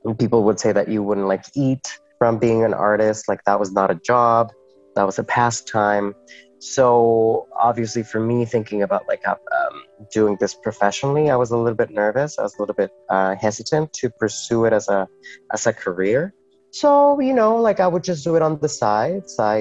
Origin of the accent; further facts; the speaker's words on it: Metepec, State of Mexico, Mexico; first language Spanish; English is a second language; moved away as an adult; also born or lived in Corner Brook, Newfoundland and Labrador; now in St. John's, Canada; I was born in Mexico City, but raised in a small town outside of Mexico City called Metepec. And I grew up there